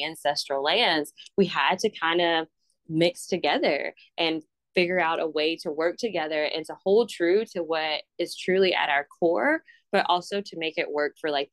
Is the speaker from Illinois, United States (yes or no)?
no; Mobile, Alabama, United States; that's where I grew up. Like, I grew up in Africa Town